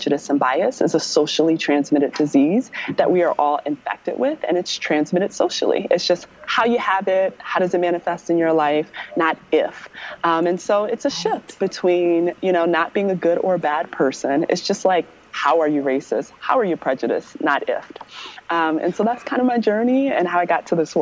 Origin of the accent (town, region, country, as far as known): Maryland, United States